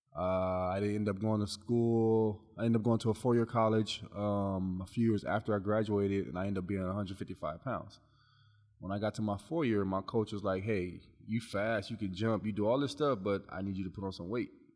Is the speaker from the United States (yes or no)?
yes; Long Beach, California, United States; also born or lived in Iowa; I'm from Long Beach, California